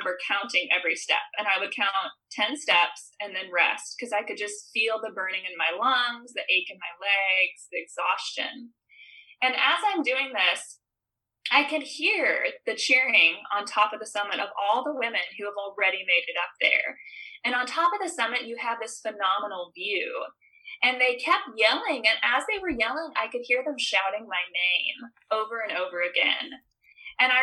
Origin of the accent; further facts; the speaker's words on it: Midwest, United States; growing up in the Midwest